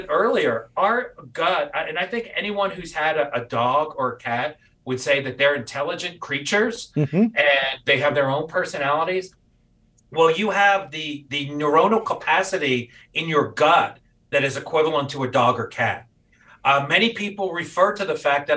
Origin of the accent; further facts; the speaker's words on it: New York City, New York, United States; I'm a native New York City boy and grew up around there